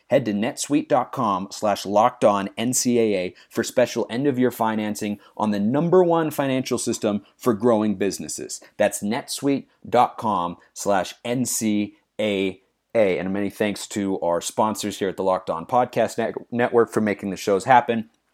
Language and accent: English; Lake Oswego, Oregon, United States; moved away; I was born and raised in Lake Oswego, Oregon